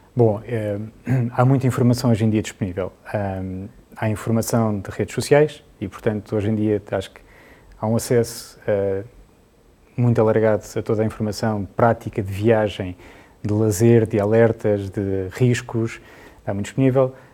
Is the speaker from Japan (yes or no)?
no; Portugal; nós aqui somos muito portugueses